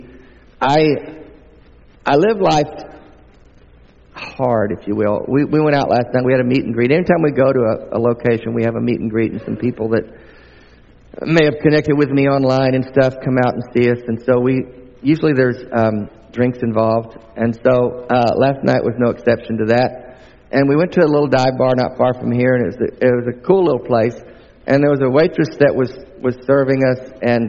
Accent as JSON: {"language": "English", "region": "the southern United States", "country": "United States", "accent": "southern", "said": "I'm not only from the States, I'm from the southern part of the States"}